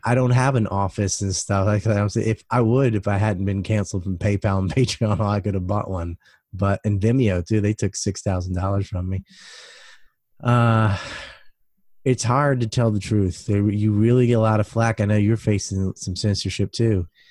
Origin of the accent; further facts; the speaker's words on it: United States; I'm an American